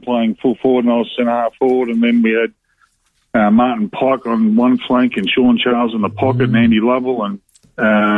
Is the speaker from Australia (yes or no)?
yes; Sunbury, Victoria, Australia; also born or lived in Beechworth, Victoria / Melbourne; I grew up in Beechworth in country Victoria and then moved to Sunbury as a young lad